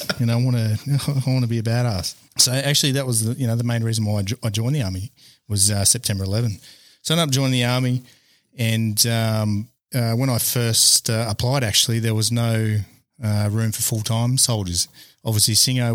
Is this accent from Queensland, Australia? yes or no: yes; Brisbane, Queensland, Australia; I grew up in Brisbane, Queensland, and a mighty Broncos supporter